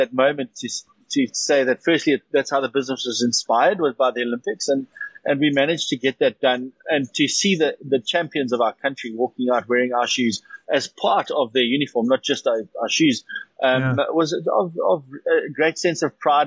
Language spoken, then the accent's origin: English; South Africa